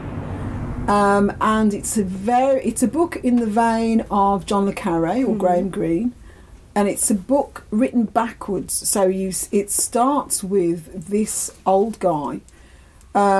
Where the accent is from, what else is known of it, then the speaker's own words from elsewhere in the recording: Ireland; I'm Irish, I'm an Irish citizen